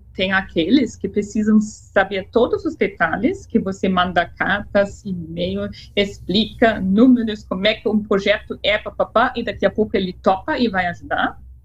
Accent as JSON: {"language": "Portuguese", "town": "Freiburg", "country": "Germany", "tie": "born or raised there", "second_language": "Portuguese", "moved": "as an adult", "lives_now": "Brazil", "said": "Eu nasci em Freiburg, no norte da Alemanha"}